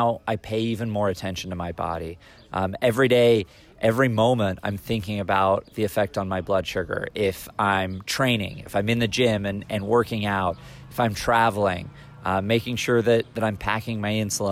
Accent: California, United States; now in Indianapolis, United States; with me being a Californian Hoosier and living in Indianapolis now

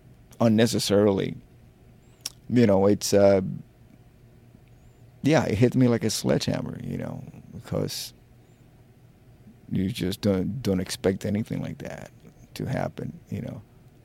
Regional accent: Miami, Florida, United States; Look, you have to remember, I come from Miami. That was like party town. I could have stayed playing in a disco band.

